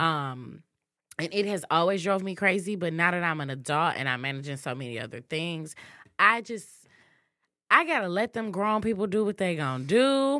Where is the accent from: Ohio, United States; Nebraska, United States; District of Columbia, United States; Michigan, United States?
Michigan, United States; Muskegon; I grew up in Muskegon, very small town, um, very southern roots